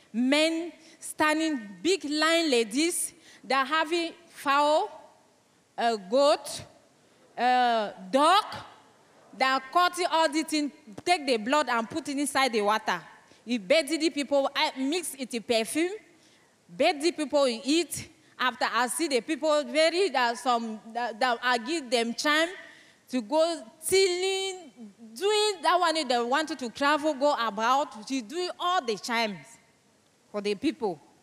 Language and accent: English; Cameroon; first language French; English is a second language; I come from Cameroon